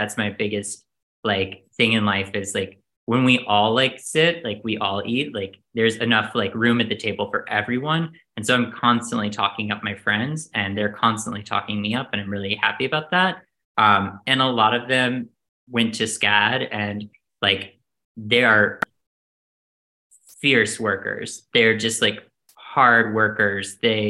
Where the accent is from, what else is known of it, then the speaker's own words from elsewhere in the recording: the South, United States; now in New York, United States; I think I'm from the South. There's a lot of proving that has to happen for you to make it in New York as a Southerner.